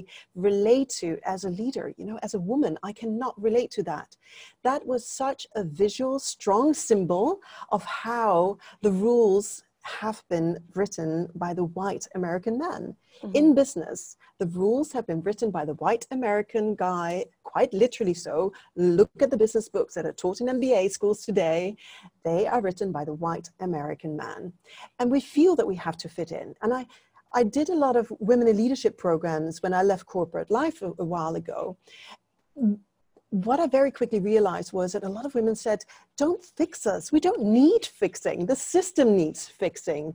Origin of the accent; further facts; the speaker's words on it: Denmark; now in Singapore; You introduced me as being from Denmark. Yes, I'm from Denmark. I've lived in Singapore longer than I've lived in Denmark.